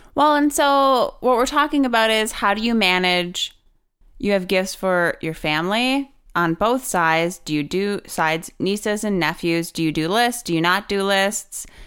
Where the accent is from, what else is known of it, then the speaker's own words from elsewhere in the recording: Wisconsin, United States; also born or lived in Milwaukee, Wisconsin; I'm from Wisconsin, and Wisconsin, and I lived in Milwaukee